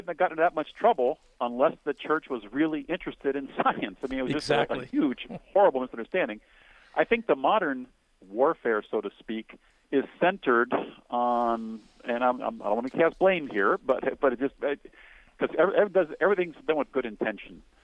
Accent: Cincinnati, Ohio, United States; My hometown is Cincinnati, right across the river

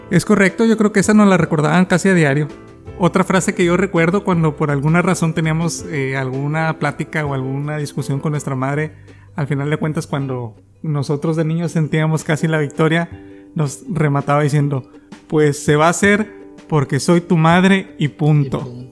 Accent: Mexico; Nosotros como mexicanos

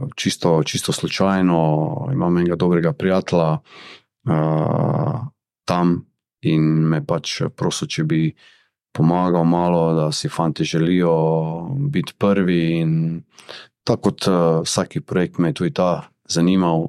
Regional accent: Maribor, Drava, Slovenia; sem jaz iz Maribora.

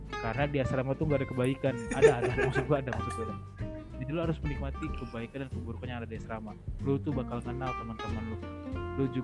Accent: Jabodetabek, Indonesia; Ya kita yang orang Jabodetabek aja pun juga kayak pengen

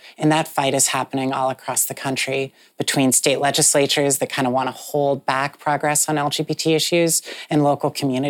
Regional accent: Utah, United States; moved away as an adult; I was raised in the Mormon church. I left the Mormon church as a young adult. And I went back to Utah to see what had changed in Utah since I last left it in 2007.

